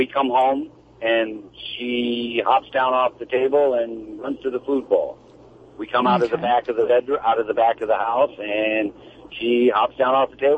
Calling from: Brooksville, Florida, United States; Right now I'm in Brooksville, Florida.

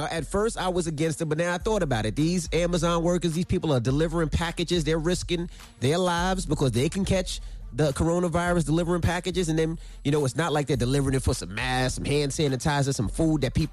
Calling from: Salt Lake City, Utah, United States; This is …. I'm calling from Salt Lake City.

